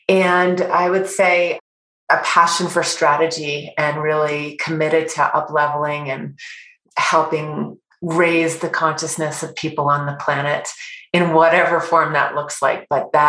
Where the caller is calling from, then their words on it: Park City, Utah, United States; I'm calling in from Park City, Utah, from our retreat center, Heart Space, which is right at the base of the beautiful mountains.